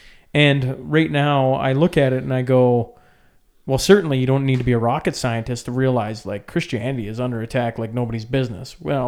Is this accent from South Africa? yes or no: no; Canada; Like, as a Canadian, do I sound like I'm losing my mind when I go, there's a total war on the family